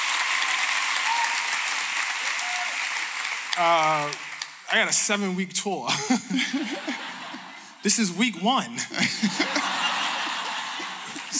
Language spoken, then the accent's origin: English; Baltimore, Maryland, United States; So I grew up, I'm from Baltimore.